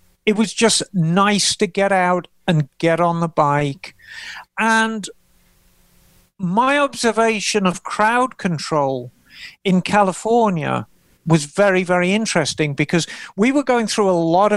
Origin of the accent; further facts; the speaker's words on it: England, United Kingdom; moved away as an adult; now in United States; I regard myself as an American. I've spent more of my adult life in America than I have in England. The only thing that's left for me is the accent.